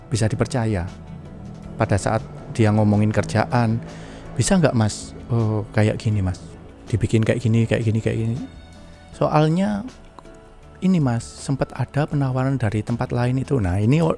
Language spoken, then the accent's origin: Indonesian; Java, Indonesia; accent: medok; nggak bisa orang bahasa Inggris saya juga medok